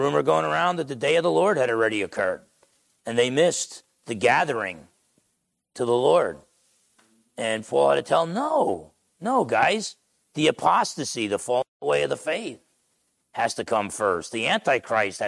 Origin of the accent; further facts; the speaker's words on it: Essex County, New Jersey, United States; accent: New Jersey; moved away; I grew up in New Jersey.